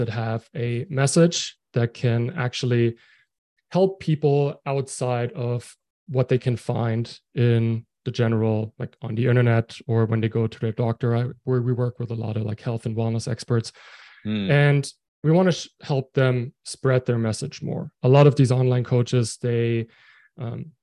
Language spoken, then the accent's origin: English; Germany; moved away as an adult; now in Halifax, Canada; I'm from Germany, living in Canada right now.